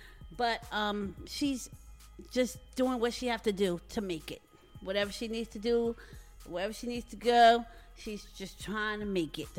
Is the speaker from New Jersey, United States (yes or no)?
yes; Jersey City, New Jersey, United States; I'm from Jersey City.